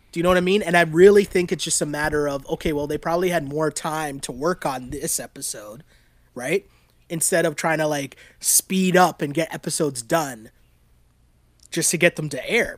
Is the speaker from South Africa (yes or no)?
no; Toronto, Ontario, Canada; growing up in Toronto